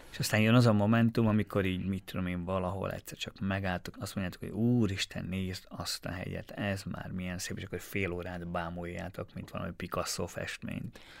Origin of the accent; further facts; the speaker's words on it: Štúrovo, Nitra Region, Slovakia; én Párkányban nőttem fel, és ugye minden nap arra ébredtem, hogy a bazilikát, az esztergom női bazilikát láttam